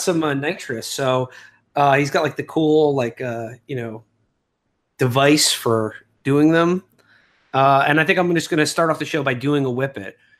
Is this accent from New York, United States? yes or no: yes; New York, United States; growing up in New York